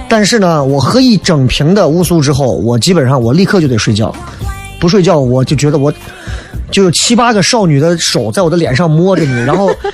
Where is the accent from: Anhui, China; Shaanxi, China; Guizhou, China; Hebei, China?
Shaanxi, China; Xi'an; 这可能跟我们的历史绵长有关系，就很多西安人骨子里头